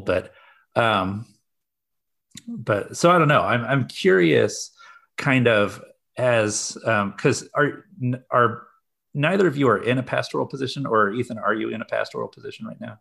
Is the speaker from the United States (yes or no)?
yes; Kansas City, Missouri, United States; moved away as an adult; also born or lived in Washington, D.C. / Midwest; I'm from the Kansas City area